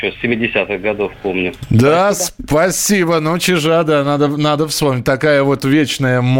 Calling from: Saratov, Saratov Oblast, Russia; А, здравствуйте … я из Саратова.

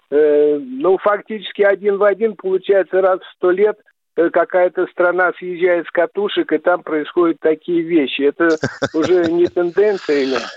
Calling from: Zelenograd, Moscow, Russia; я из Зеленограда.

